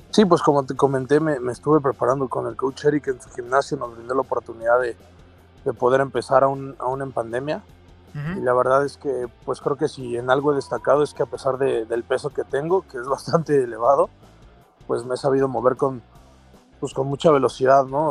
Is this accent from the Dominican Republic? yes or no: no; Mexico; los mexicanos